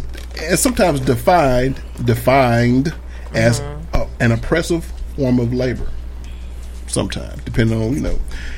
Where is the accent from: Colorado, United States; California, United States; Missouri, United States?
Missouri, United States; St. Louis; I'm from St. Louis.